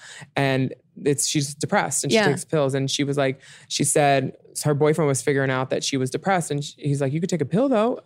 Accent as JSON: {"language": "English", "town": "Philadelphia", "region": "Pennsylvania", "country": "United States", "said": "I'm from Philly"}